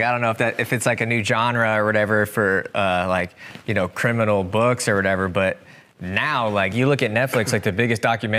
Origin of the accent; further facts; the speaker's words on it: Centerville, Iowa, United States; So we're both from Centerville, which is where we're at right now, here in southern Iowa.